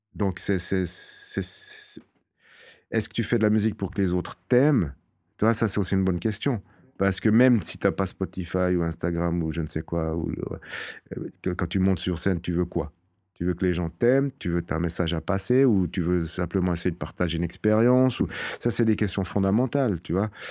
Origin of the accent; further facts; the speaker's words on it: Fribourg, Switzerland; je suis fribourgeois, je suis né à Fribourg